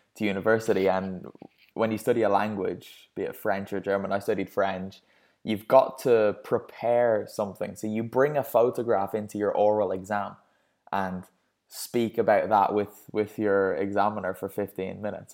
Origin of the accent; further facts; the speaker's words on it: Ireland; me being Irish